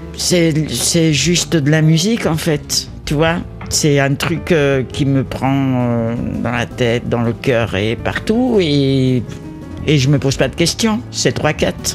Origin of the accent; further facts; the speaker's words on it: Spain; now in Paris, France; je suis espagnol, espagnole, j'ai vécu dans la musique sud-américaine euh, euh, et, toute mon enfance